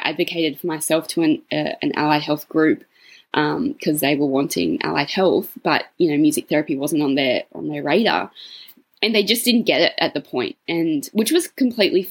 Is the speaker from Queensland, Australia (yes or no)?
no; Cootamundra, New South Wales, Australia; my hometown of Cootamundra